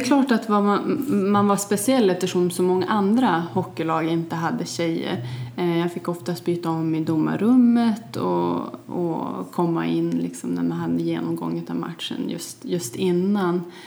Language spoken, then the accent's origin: Swedish; Vilhelmina, Västerbotten County, Sweden; also born or lived in Holmsund; När vi flyttade från Holmsund till Vilhelmina